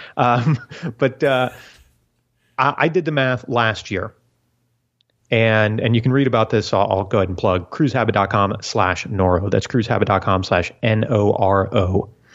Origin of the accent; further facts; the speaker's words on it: South Florida, United States; when I was a kid, growing, growing up in South Florida